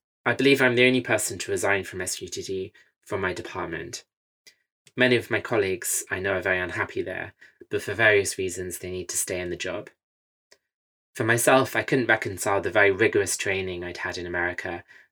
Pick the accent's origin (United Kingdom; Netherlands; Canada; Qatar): United Kingdom; also born or lived in California / France / Singapore; as a Westerner, I am British